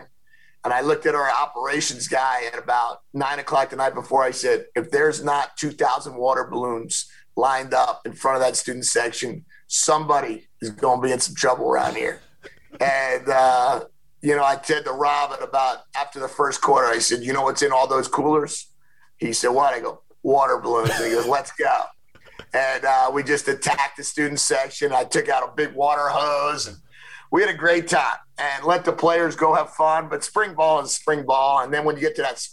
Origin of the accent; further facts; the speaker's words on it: New Jersey, United States; when I was a kid growing up in New Jersey